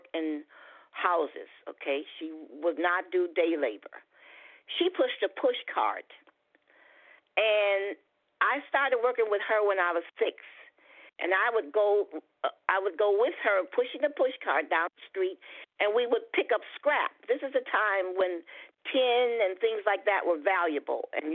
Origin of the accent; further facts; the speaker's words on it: Detroit, Michigan, United States; I was born in Detroit, Michigan